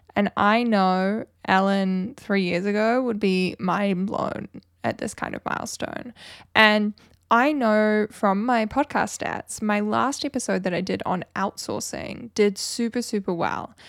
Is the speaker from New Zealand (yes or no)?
yes; New Zealand; I'm obviously from New Zealand